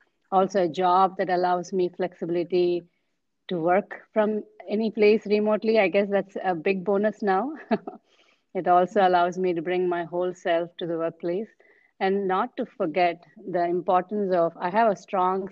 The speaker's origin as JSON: {"language": "English", "country": "India", "said": "coming as an Indian, I have, official 22 official languages in India, and I follow like three, I can speak three."}